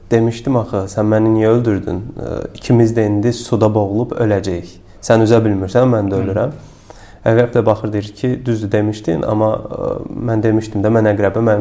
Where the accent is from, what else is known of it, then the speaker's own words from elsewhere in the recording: Karabakh, Azerbaijan; biz Qarabağlıyıq